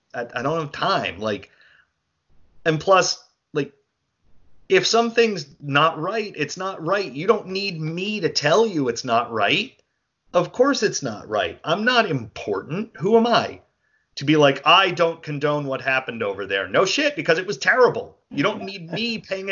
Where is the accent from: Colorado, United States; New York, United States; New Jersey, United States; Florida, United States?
New Jersey, United States; I'm a dude from New Jersey